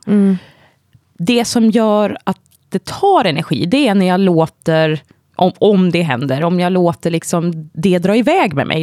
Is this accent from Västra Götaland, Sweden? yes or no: yes; Vargön, Västra Götaland, Sweden; moved away as an adult; also born or lived in Sri Lanka / Gothenburg / Scotland / London; now in Stockholm, Sweden; jag adopterades när jag var tre månader gammal och kom till Vargön som ligger ja, men nära Vänersborg, Trollhättan.